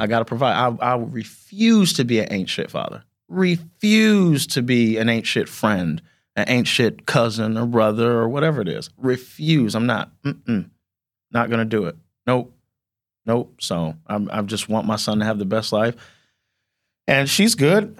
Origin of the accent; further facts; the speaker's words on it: South Bend, Indiana, United States; I'm from South Bend, Indiana